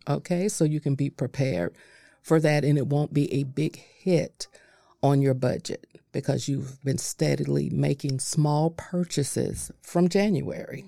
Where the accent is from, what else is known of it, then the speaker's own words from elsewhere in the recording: North Florida, United States; I, I was raised up in North Florida